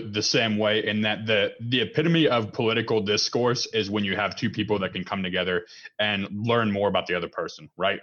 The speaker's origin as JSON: {"language": "English", "country": "United States", "said": "I'm an American who believes in freedom"}